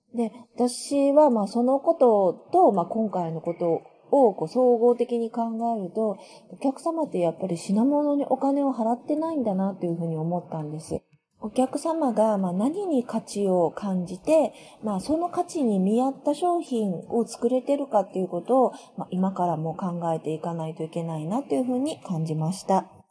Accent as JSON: {"language": "Japanese", "region": "Kyushu", "country": "Japan", "tie": "born or raised there", "moved": "yes", "lives_now": "Itami, Japan", "said": "九州出身"}